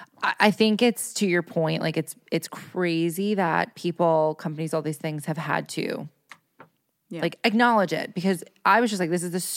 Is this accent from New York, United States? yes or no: yes; New York, United States; I'm from New York. Like we live in cities.